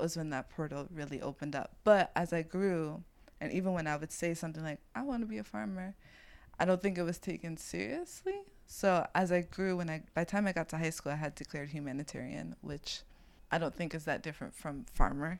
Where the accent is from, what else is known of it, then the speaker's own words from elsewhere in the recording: New York City, New York, United States; I'm from East New York and I'm a floral designer